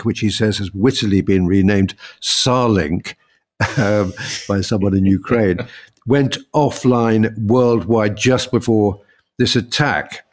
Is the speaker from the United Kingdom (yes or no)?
yes; United Kingdom; we're British